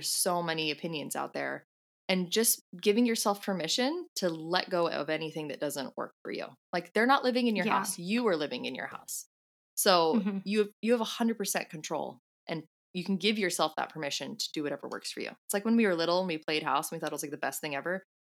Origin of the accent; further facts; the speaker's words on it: California, United States; now in New Zealand; Yeah, I mean, I came from California, so I'm already used to having like a more mild Christmas.